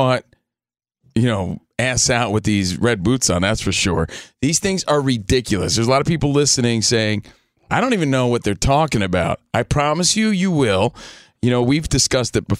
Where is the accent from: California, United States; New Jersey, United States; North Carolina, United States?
New Jersey, United States; Union; moved away; I'm from New Jersey, just a kid from Union, New Jersey.